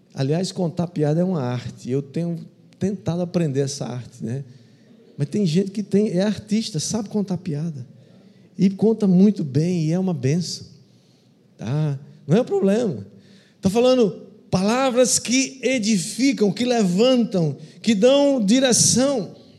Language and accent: Portuguese; Brazil